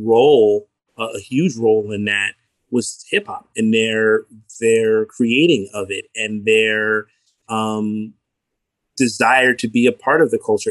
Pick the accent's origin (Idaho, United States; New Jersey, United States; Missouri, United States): New Jersey, United States; Newark; from a family where my father was a Newark City school teacher for 35 plus years, born and raised in Newark